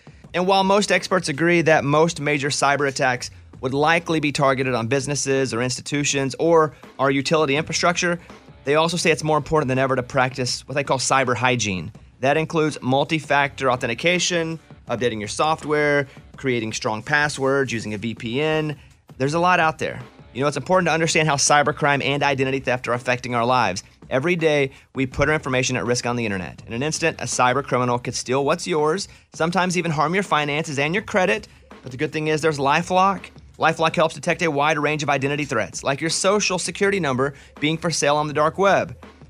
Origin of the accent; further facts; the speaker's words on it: Arkansas, United States; I grew up in Arkansas, so I had to learn this is what we did.